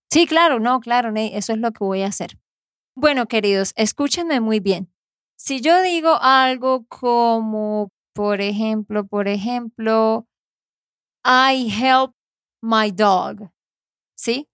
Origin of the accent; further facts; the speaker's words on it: Santander, Colombia; de Santander, Colombia